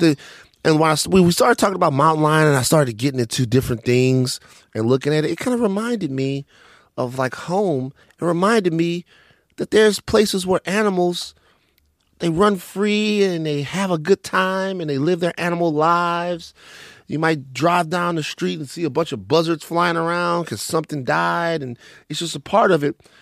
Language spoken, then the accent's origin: English; Maringouin, Louisiana, United States; Growing up in Maringouin, growing up in Louisiana